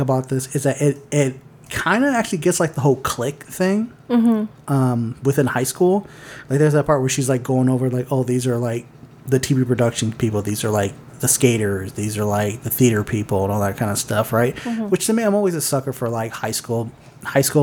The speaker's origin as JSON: {"language": "English", "town": "Los Angeles", "region": "California", "country": "United States", "moved": "yes", "said": "I'm originally from L.A. Obviously, I'm not from Beverly Hills. But I'm originally from L.A."}